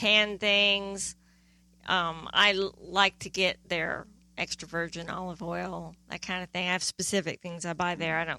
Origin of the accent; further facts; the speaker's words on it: East Midlands, United Kingdom; born there; I was born in England.